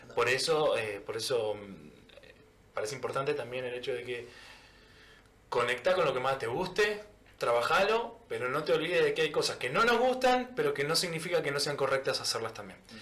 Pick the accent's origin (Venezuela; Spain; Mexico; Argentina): Argentina; como argentino